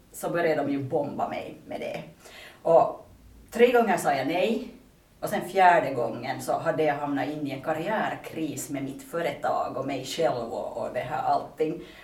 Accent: Pargas, Southwest Finland, Finland; moved away as an adult; now in Vantaa, Finland; jag är hemma från Pargas men jag bor i Vanda sedan åtta år tillbaka

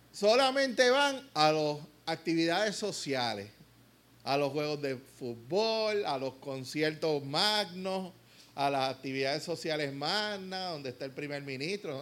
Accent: Puerto Rico; como nos gusta a veces lo, que nos digan las cosas aquí en Puerto Rico

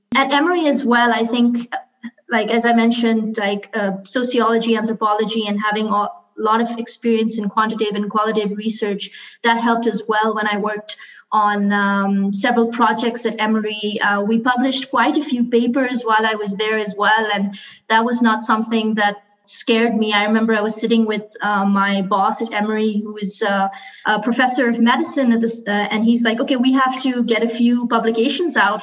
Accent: Karachi, Sindh, Pakistan; moved away; I grew up in Karate Karachi, which um, you know we speak Urdu and English.

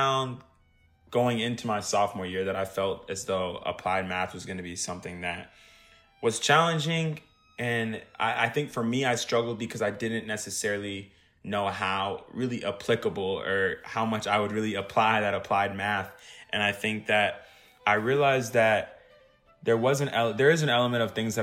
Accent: Dallas, Texas, United States; I'm from Dallas, Texas

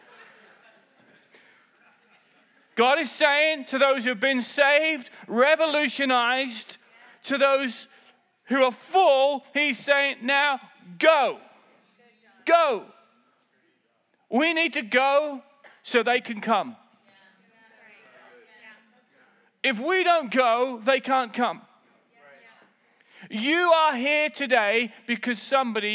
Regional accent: United Kingdom; I'm British

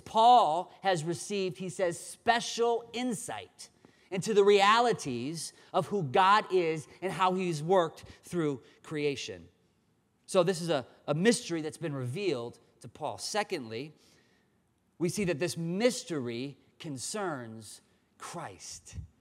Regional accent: Dubuque, Iowa, United States; moved away; was born and raised in Dubuque

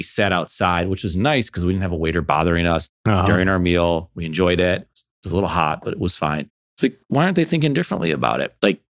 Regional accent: Buffalo, New York, United States; I'm from Buffalo.

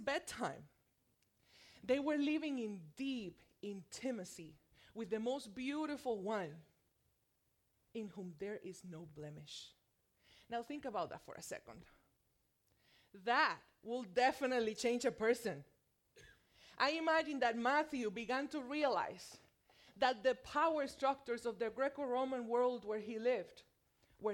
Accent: Puerto Rico; accent: thick Puerto Rican; moved away as an adult; also born or lived in mainland USA; now in United States; I am from Puerto Rico. And let me tell you, it shows when I speak Spanish. I have a thick Puerto Rican accent

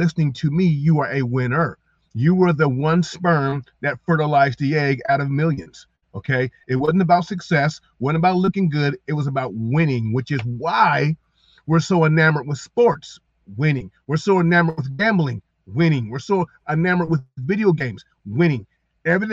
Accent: Columbus, Ohio, United States; moved away as an adult; also born or lived in Mason City, Iowa; I'm from Columbus. I'm from the south side. I'm from the hood

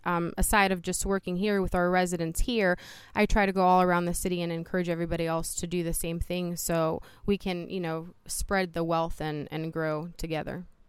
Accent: Youngstown, Ohio, United States; also born or lived in Poland; I am originally from Poland, Europe. I came here with my mom and my brother in nineteen eighty-seven. And upon coming to the United States, we came straight to Youngstown, Ohio. Um, so I have been here a majority of my life

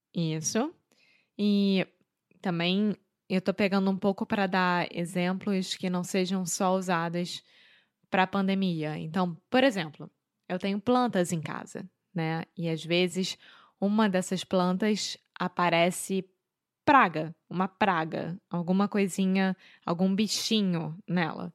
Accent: Rio de Janeiro, Brazil; accent: carioca; now in Portugal; Eu sou brasileira, carioca do Rio de Janeiro

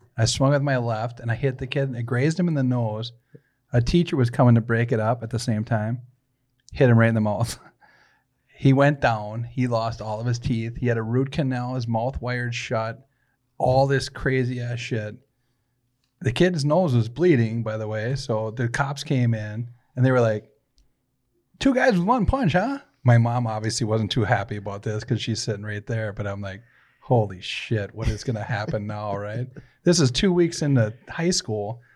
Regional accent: St. Paul, Minnesota, United States; I was born in St. Paul. And I grew up in a shitty ass part of East Side, right? So Payne Avenue

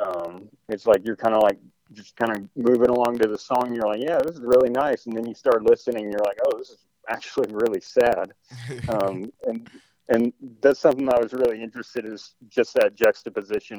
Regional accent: East Texas, United States; moved away as an adult; now in Arkansas, United States; I'm from East Texas. So around Longview, Tyler, East Texas

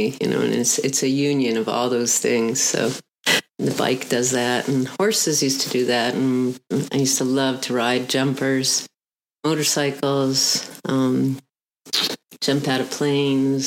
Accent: outside of Montreal, Quebec, Canada; also born or lived in Uruguay / Colorado; now in Texas, United States; Originally born in Uruguay and went to school in Canada outside of Montreal, moved to Texas

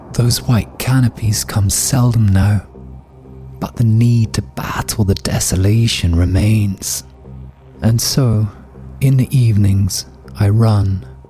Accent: Scotland, United Kingdom; now in Berlin, Germany; It's a habit formed from growing up in Scotland

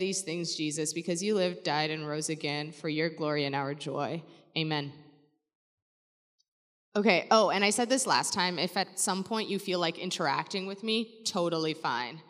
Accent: Surrey, British Columbia, Canada; now in Vancouver, Canada; I'm from the area. I grew up in Surrey. I now live in Vancouver

